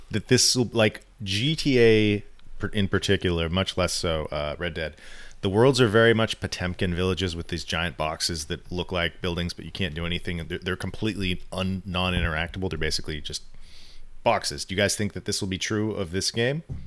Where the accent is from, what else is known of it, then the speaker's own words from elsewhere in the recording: California, United States; as someone who's lived in California my whole life